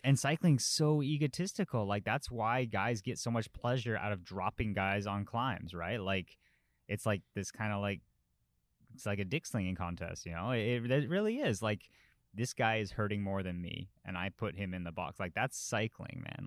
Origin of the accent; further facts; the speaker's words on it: Colorado, United States; moved away; growing up in Colorado.